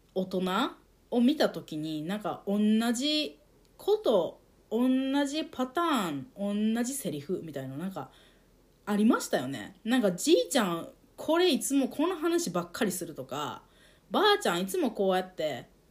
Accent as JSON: {"language": "Japanese", "country": "Japan", "tie": "born or raised there", "first_language": "Japanese"}